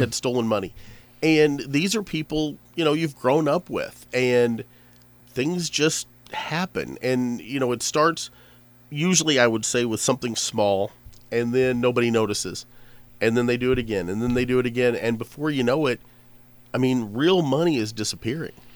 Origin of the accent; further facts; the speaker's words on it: Pinckneyville, Illinois, United States; I grew up in Pinckneyville. You know, I grew up, like, eight miles out of town